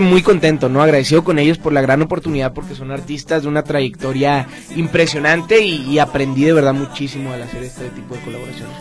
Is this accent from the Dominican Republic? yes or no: no; Guadalajara, Jalisco, Mexico; yo soy de Guadalajara